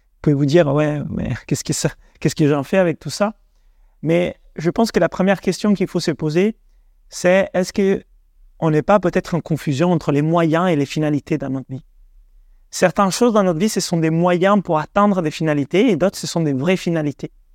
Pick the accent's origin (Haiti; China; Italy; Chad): Italy; French is a second language; also born or lived in Denmark / England; now in France; d'origine italienne, 100% italien en réalité. J'ai grandi en Italie